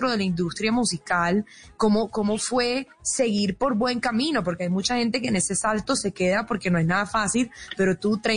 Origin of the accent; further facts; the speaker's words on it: Barranquilla, Atlántico, Colombia; de allá en Barranquilla, que es mi tierra, sí te quieren.